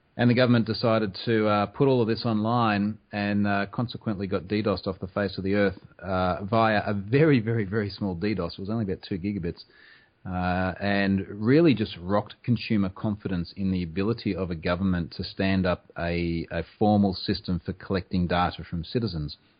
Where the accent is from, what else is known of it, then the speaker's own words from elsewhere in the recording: Australia; I am also Australian